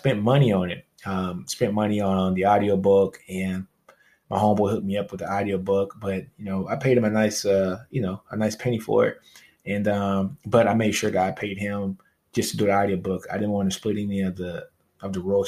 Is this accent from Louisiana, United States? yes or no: yes; Louisiana, United States; I'm from Louisiana, baby, so I brought a fake tank in high school